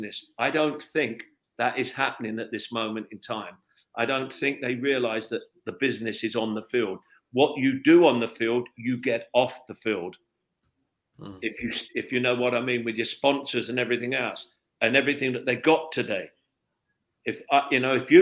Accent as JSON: {"language": "English", "region": "London", "country": "United Kingdom", "said": "I come from London"}